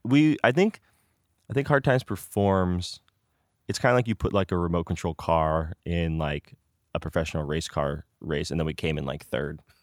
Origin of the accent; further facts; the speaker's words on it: Danville, California, United States; I grew up in Danville